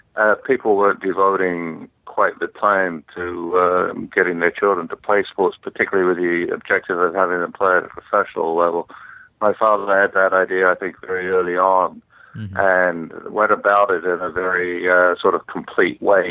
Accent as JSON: {"language": "English", "region": "London", "country": "United Kingdom", "tie": "born or raised there", "said": "grew up in uh, in London, England"}